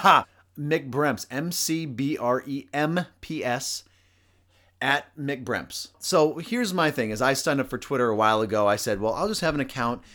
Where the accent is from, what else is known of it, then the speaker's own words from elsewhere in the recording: United States; as an American